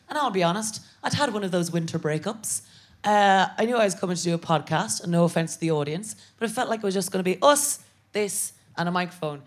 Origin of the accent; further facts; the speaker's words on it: Ireland; moved away as an adult; now in United Kingdom; I'm an Irish Catholic woman